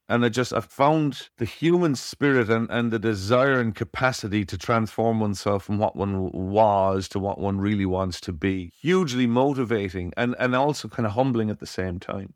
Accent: Cork, Munster, Ireland; I was born in Cork in Ireland

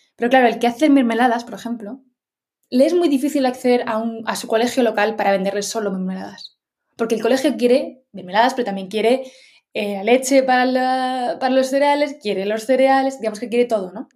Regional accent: Madrid, Community of Madrid, Spain; Yo soy de Madrid

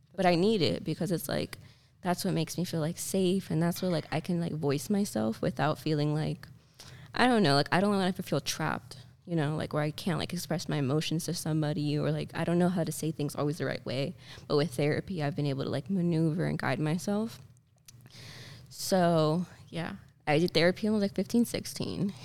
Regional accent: Miami, Florida, United States; I was born and raised in Miami. My family lives here

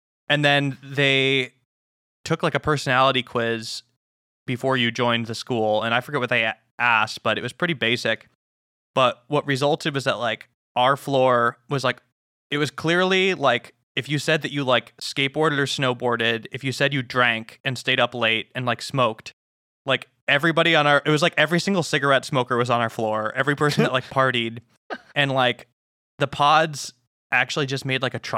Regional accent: Illinois, United States; moved away as an adult; also born or lived in Montana; I'm from Illinois. I'm like, oh, there's no hills

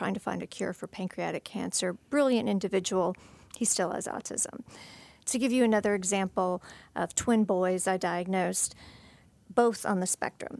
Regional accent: Canada; I'm Canadian by birth

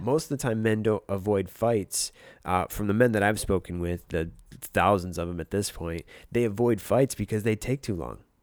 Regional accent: Michigan, United States; now in Los Angeles, United States; we both grew up in the same state

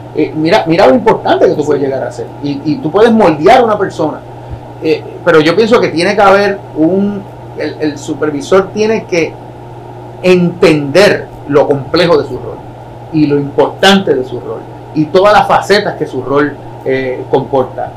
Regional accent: San Sebastián, Puerto Rico; moved away as an adult; yo vengo de San Sebastián

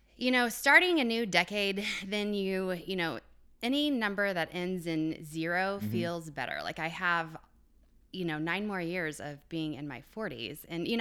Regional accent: Quincy, Illinois, United States; No, we actually lived in Illinois. So I grew up in Quincy

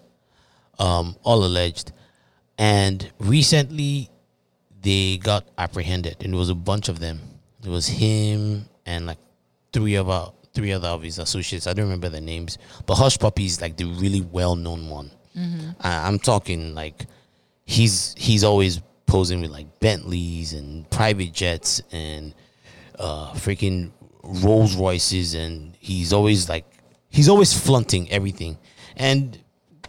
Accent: Nigeria; I am a Nigerian

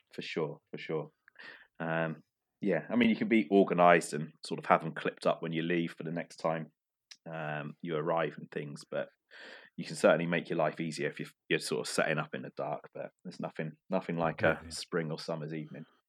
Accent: Cornwall, South West England, United Kingdom; my fishing background is yeah growing up in Cornwall

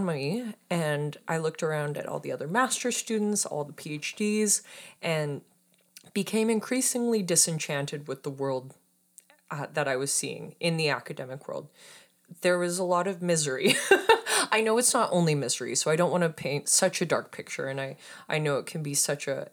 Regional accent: Saskatoon, Saskatchewan, Canada; moved away as an adult; I'm originally from Saskatoon, Saskatchewan. I'm a prairie girl. I moved out here in 2014.

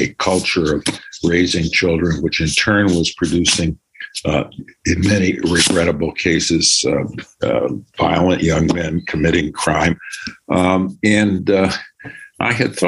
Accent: Detroit, Michigan, United States; also born or lived in Birmingham, Michigan; I grew up in Detroit and Birmingham, Michigan, where I attended public school in Detroit and private school in Bloomfield Hills.

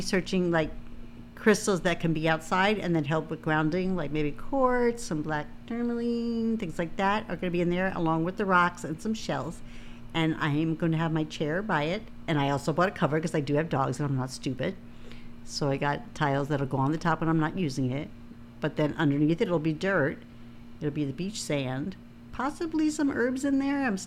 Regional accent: Long Island, New York, United States; I grew up on Long Island

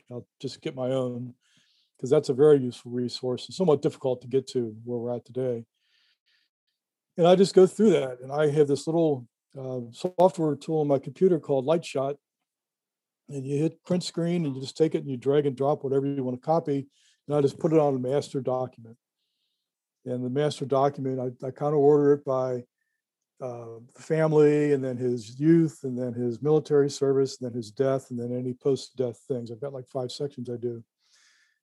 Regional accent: Cincinnati, Ohio area, United States; I live 3 miles from here right now

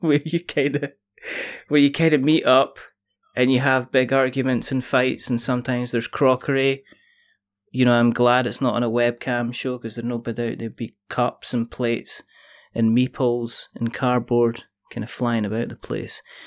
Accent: Scotland, United Kingdom; I'm Scottish, which means I could roll my R's

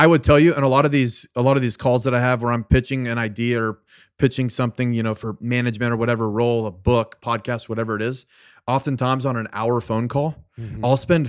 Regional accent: Richmond, Virginia, United States; born there; because you knew that I was born in Richmond, Virginia, right?

